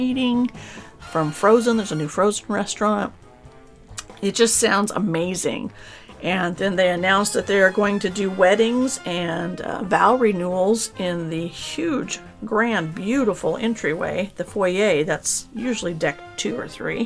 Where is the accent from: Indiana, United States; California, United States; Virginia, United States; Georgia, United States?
California, United States; born or raised there; moved away